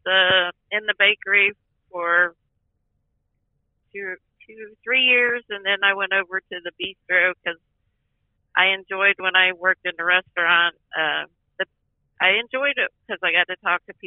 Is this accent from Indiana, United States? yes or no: yes; Napoleon, Indiana, United States; also born or lived in Harrison; I come from Indiana, Napoleon, Indiana